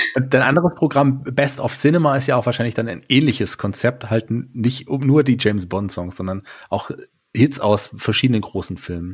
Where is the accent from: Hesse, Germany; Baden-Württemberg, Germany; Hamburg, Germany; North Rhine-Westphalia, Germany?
Hesse, Germany; Fulda; ich bin ja auch ein gebürtiger Fulderer